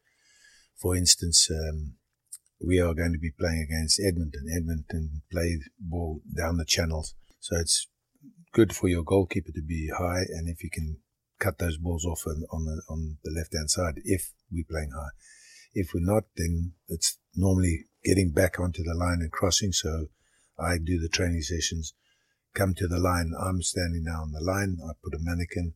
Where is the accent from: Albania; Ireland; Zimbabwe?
Zimbabwe; Harare; also born or lived in Durban, South Africa / Shamva, Rhodesia; And when I was 2 months old, my parents went up to Rhodesia.